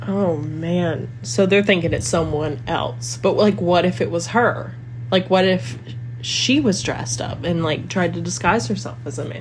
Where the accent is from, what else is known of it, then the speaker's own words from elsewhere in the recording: the South, United States; I'm from the South